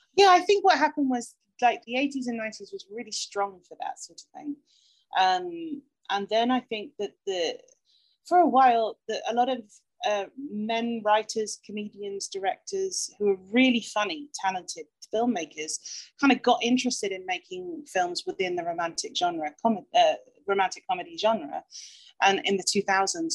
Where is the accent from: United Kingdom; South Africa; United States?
United Kingdom; as a British person